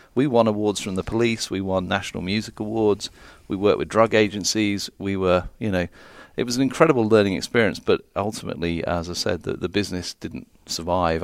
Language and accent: English; London, United Kingdom; also born or lived in Phoenix, United States / South Carolina, United States; I'm from London